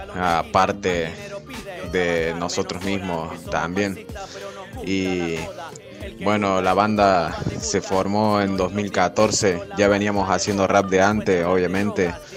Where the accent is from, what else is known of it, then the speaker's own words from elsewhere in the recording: Jesús María, Córdoba, Argentina; somos de Jesús María Ciudad, de la periferia de Córdoba